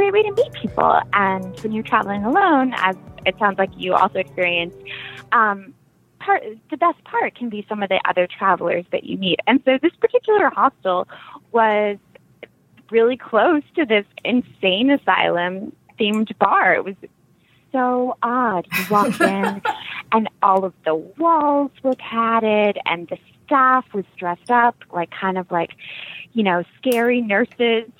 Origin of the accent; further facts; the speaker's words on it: United States; as an American